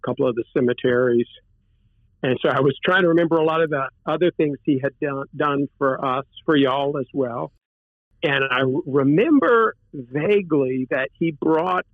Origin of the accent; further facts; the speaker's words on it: Louisiana, United States; also born or lived in Boston, Massachusetts; I'm originally from Louisiana. My family's from Louisiana. Going back pretty far from Brobridge, the Brobridge area